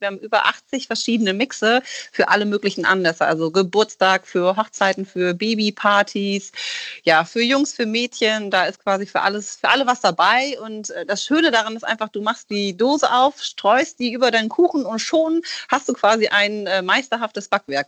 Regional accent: Rhineland, Germany; now in Hamburg, Germany; wir kommen ja ursprünglich aus dem Rheinland

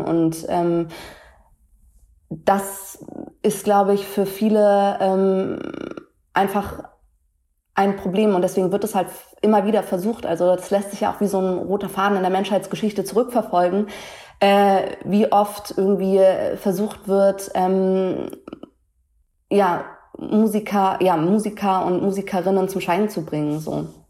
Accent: Hamburg, Germany; als Hamburger Dirn, irgendwie born and raised in, in Deutschland

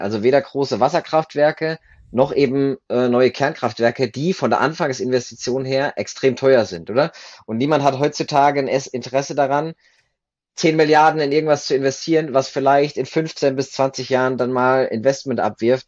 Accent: Germany; moved away as an adult; now in Switzerland; Ich komme ursprünglich aus Deutschland, bin aber 2011 in die Schweiz ausgewandert, damals für mein Studium der Nukleartechnik

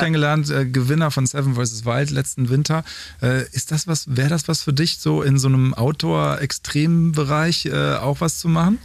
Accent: North Rhine-Westphalia, Germany; dass wir aus derselben Region kommen

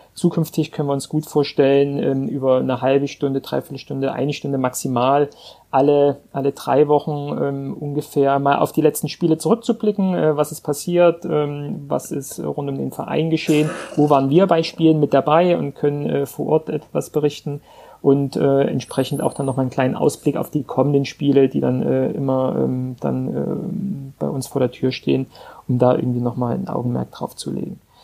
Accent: Vogtland, Saxony, Germany; also born or lived in Frankfurt; now in Hamburg, Germany; geboren und aufgewachsen im Vogtland

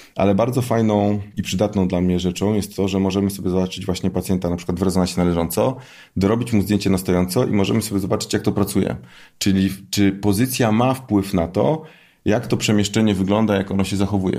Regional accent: Poznań, Greater Poland, Poland; jestem z Poznania

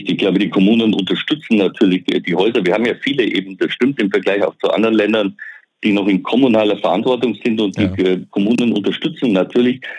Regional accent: Bavaria, Germany; Ich komme aus dem Allgäu, wenn ich den Allgäu-Klinikverbund sehe

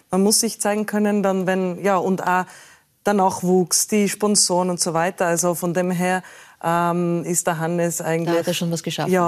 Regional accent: Tyrol, Austria; ich komme aus Tirol, die Berge vor, vor der Tür, wieso nicht Skifahrerin?

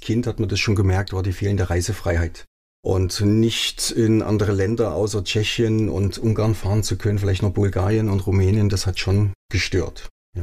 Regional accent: Germany; moved away as an adult; also born or lived in Davos, Switzerland; now in Bodenheim, Germany; Dort groß geworden, dort meine Schulausbildung gemacht, sogar den Wehrdienst dort abgeleistet

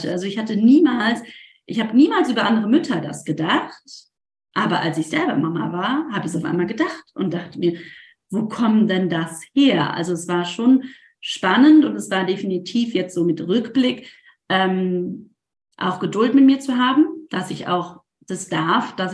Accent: Rhineland, Germany; das war gerade rheinländisch, rausgenommen, ich komme ursprünglich aus dem Rheinland

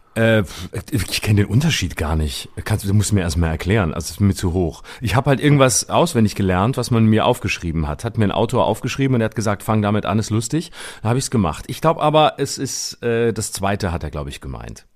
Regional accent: Lörrach, Baden-Württemberg, Germany; moved away; in meiner Heimat bin ich in Lörrach am 24.

